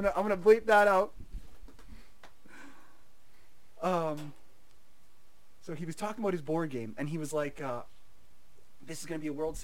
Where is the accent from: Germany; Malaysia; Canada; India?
Canada; I'm a Canadian person